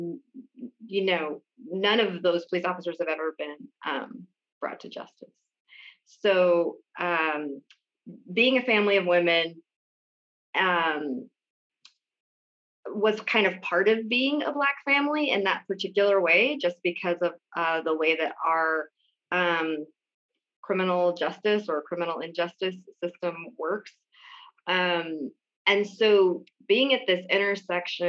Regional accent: Oroville, California, United States; I grew up in Oroville, California, which is on the south side

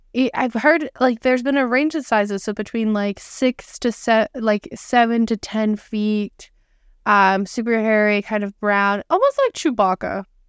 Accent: Canada; we are Canadian.

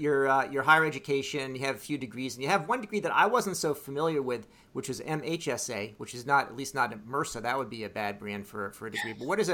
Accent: Bethesda, Maryland, United States; I grew up in Bethesda.

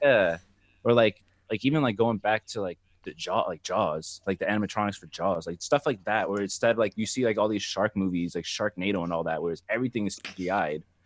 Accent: New Jersey, United States; moved away as an adult; now in Seattle, United States; I'm from Jersey, so I was, I grew up on, like, New York rap and hip-hop

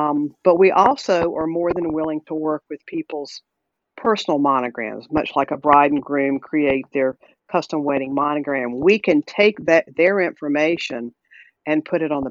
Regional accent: the South, United States; accent: Southern; you can tell I'm a Southerner probably by my accent

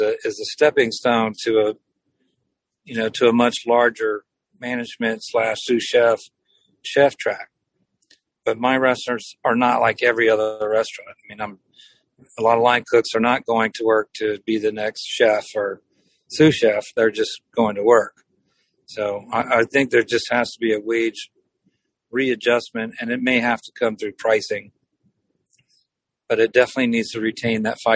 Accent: Cajun part of Louisiana, United States; I grew up in Louisiana, so I had it forever. I grew up in the Cajun part of the state

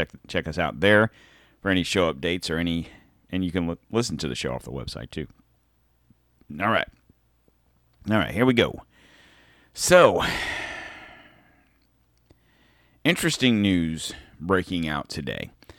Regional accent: Pennsylvania, United States; born there; even though I was born in Pennsylvania, north of Philly, my mom, giant Philadelphia fan, I have lived in Florida for 40-some-odd years

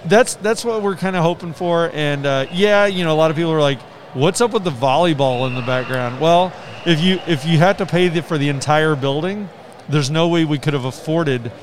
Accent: Iowa, United States; In Missouri, actually. We're from Iowa

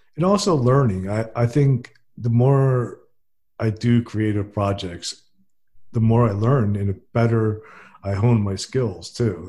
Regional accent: New Jersey, United States; now in Fairhope, United States; I'm from New Jersey and I live in Fairhope, Alabama

